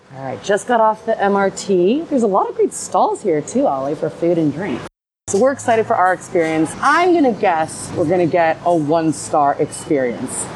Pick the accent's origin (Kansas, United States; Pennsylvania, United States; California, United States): California, United States; Los Angeles County; I grew up in Los Angeles County in a neighborhood where there was a large Taiwanese American population